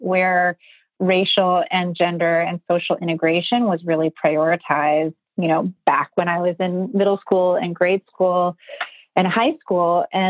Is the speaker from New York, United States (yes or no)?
yes; Buffalo, New York, United States; I was super activated, like a lot of people growing up in Buffalo, around social justice and human rights issues.